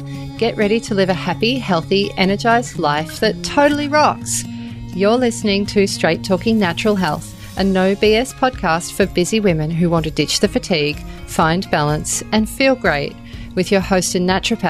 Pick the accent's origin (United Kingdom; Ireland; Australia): Australia; Melbourne, Victoria; moved away; Oh, I'm so jealous I don't live closer because I'm from Melbourne. But I left Melbourne before you guys really existed.